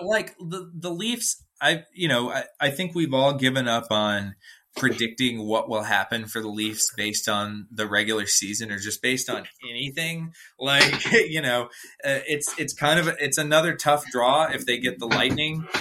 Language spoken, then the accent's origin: English; Atlanta, Georgia, United States; I'm from Atlanta